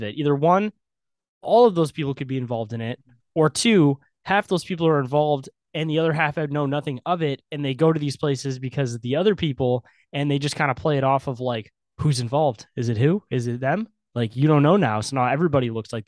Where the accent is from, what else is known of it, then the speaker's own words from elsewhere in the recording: Michigan, United States; I'm from Michigan